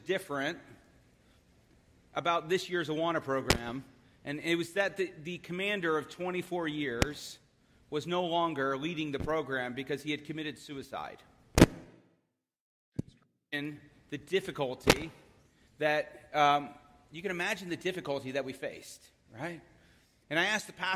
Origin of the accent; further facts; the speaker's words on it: Philadelphia, Pennsylvania, United States; I am from Philadelphia